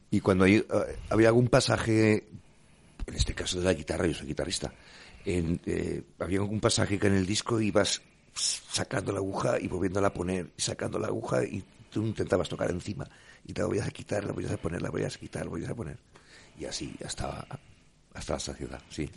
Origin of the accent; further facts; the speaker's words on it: Grado, Spain; con gente de mi, de mi pueblo, del grado